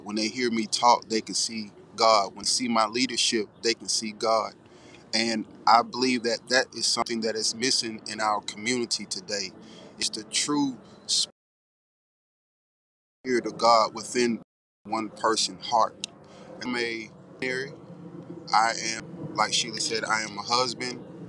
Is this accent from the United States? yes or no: yes; Houston, Texas, United States; I'm from Houston, Texas, the South Side